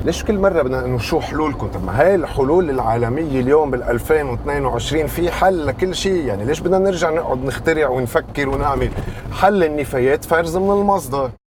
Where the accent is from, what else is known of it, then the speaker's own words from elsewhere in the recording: Tripoli, North Governorate, Lebanon; عندنا بطرابلس